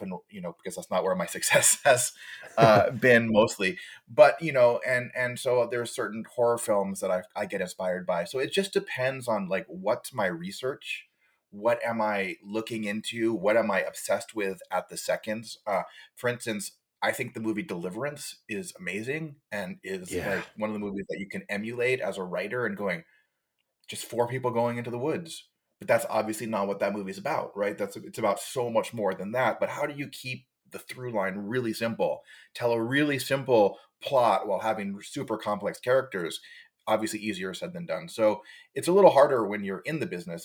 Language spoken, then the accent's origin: English; Hawaii, United States; now in Los Angeles, United States; I am originally from Hawaii